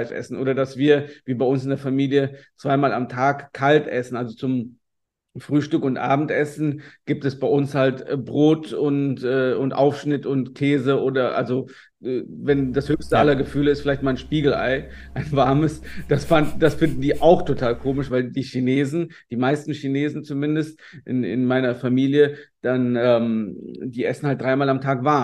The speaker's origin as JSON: {"language": "German", "region": "Rhineland", "country": "Germany", "said": "ich komme aus dem Rheinland und bei uns hier das Handwerkerfrühstück ist einfach Mett."}